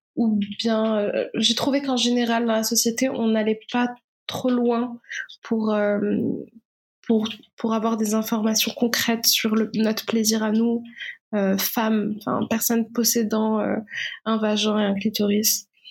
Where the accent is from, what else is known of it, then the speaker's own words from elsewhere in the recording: Morocco; moved away as an adult; je suis née, j'ai vécu au Maroc jusqu'à ma majorité.